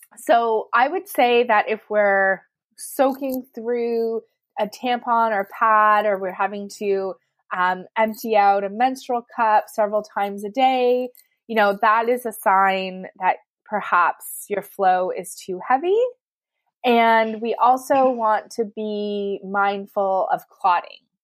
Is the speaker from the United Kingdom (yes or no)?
no; Canada; I'm from Canada